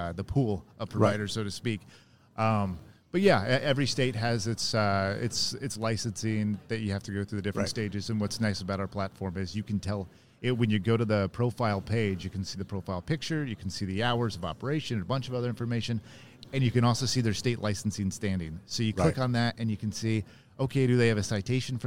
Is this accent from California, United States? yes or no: yes; San Diego, California, United States; I'm from San Diego